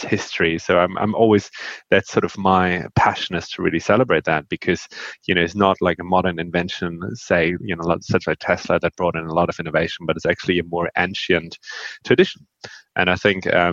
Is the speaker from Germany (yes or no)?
yes; Northern Germany, Germany; I grew up in Northern Germany.